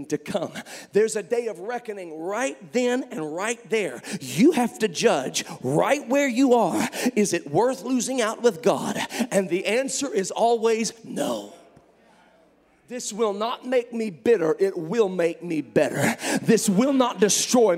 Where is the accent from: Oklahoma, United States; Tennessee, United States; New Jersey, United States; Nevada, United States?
Tennessee, United States; Memphis; I was born in Memphis, Tennessee